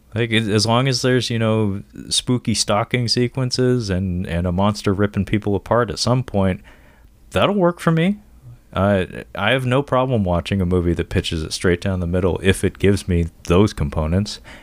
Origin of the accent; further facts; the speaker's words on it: Seattle, Washington, United States; I'm from Seattle, born and raised